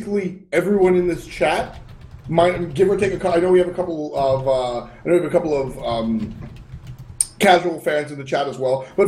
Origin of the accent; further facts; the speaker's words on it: United States; my home country